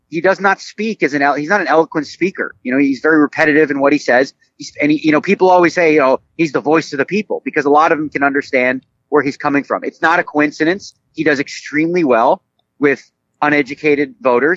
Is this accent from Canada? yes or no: yes; Canada; now in United States; growing up in Canada